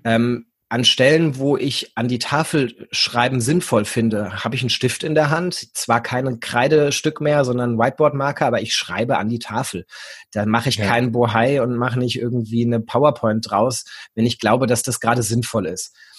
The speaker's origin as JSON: {"language": "German", "region": "Hesse", "country": "Germany", "moved": "as an adult", "lives_now": "Hanover, Germany", "said": "Ich komme eigentlich aus Hessen, habe in Gießen ähm, Gymnasiallehramt studiert."}